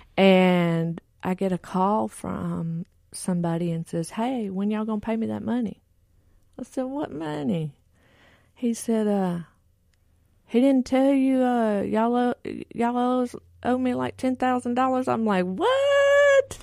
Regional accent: Texas, United States; I grew up in Texas, and both my parents were functioning drug addicts and alcoholics.

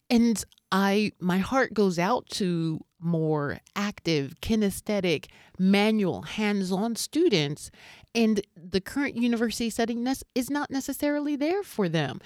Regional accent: United States; moved away as an adult; also born or lived in Seoul, South Korea; now in Prague, Czech Republic; me as an American living here

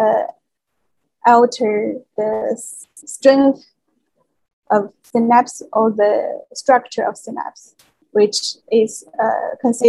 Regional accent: China; moved away as an adult; now in Geneva, Switzerland; I was born in China and received education there

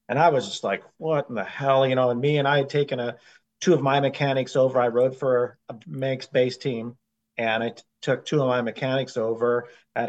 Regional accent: United States; Being American

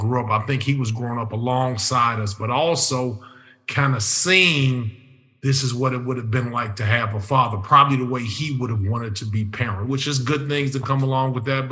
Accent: Chicago, Illinois, United States; neighborhood I grew up in, I grew up in Hyde Park, which Hyde Park is where University of Chicago is

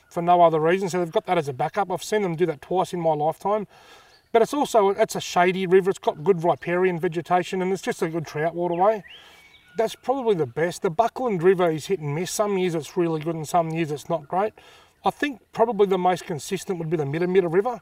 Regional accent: Wangaratta, Victoria, Australia; also born or lived in Albury-Wodonga; I was born in Wangarata in nineteen seventy-five. I've pretty much lived there ever since, apart from a couple of years living in Aubrey Wodonga

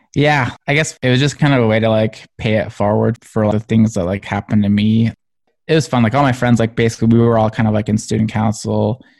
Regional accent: Springville, Utah, United States; I grew up in Springville, Utah, kind of a smaller town

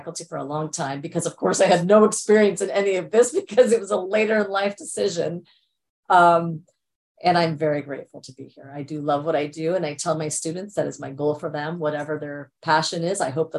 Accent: India; born there; So my parents migrated from India. I was born in India.

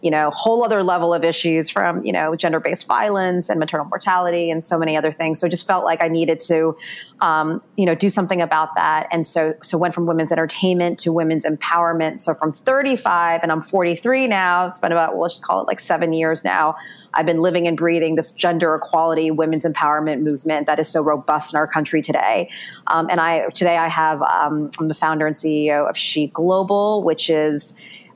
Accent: New York City, New York, United States; I grew up in New York City, went to an all girls high school, daughter of immigrant Chinese parents

